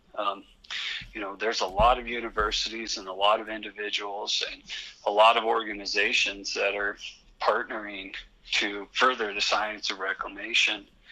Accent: Western Colorado, United States; I grew up with it in Western Colorado

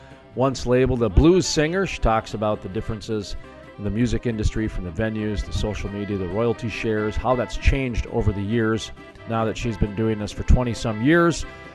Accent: Minneapolis, Minnesota, United States; moved away; also born or lived in Fargo, North Dakota; My hometown is Minneapolis. And then I moved to Fargo

